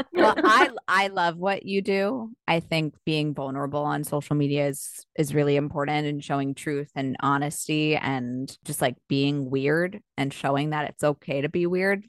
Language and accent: English; Long Island, New York, United States; moved away; I grew up on Long Island